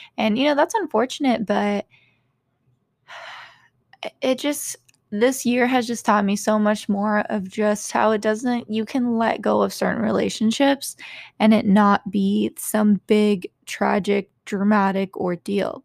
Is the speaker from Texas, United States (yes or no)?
yes; Texas, United States; growing up in Texas